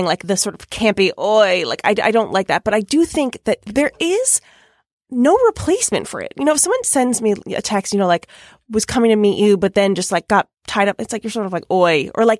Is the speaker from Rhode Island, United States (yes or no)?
no; Long Island, New York, United States; accent: Long Island; Did once tell me they couldn't hear me over my Long Island accent.